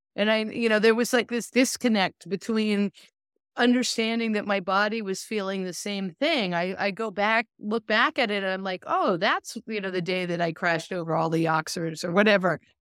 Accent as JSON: {"language": "English", "town": "Lincoln", "region": "Massachusetts", "country": "United States", "tie": "born or raised there", "moved": "yes", "lives_now": "California, United States", "said": "I grew up in Lincoln, Massachusetts"}